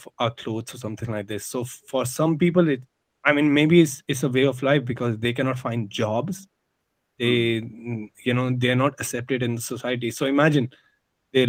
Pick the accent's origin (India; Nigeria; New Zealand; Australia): India; moved away as an adult; also born or lived in Hong Kong; Growing up in India